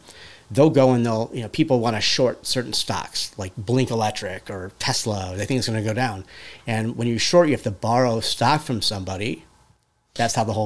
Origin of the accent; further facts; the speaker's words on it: Cleveland, Ohio, United States; moved away as an adult; I'm from Cleveland originally